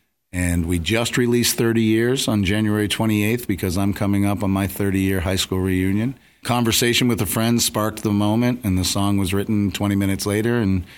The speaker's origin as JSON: {"language": "English", "area": "Cape Cod", "region": "Massachusetts", "country": "United States", "tie": "born or raised there", "also_born_or_lived": "New York / Nashville, Tennessee", "moved": "as an adult", "said": "I grew up on Cape Cod. Left Cape Cod and went to New York for a short period. I moved back to Cape Cod, and then I went to off the Cape."}